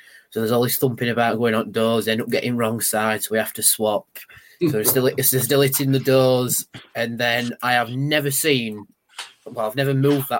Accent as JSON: {"language": "English", "town": "Rotherham", "region": "Yorkshire and the Humber", "country": "United Kingdom", "said": "We were saying we're from Sheffield because nobody down south knows where Rotherham is, effectively."}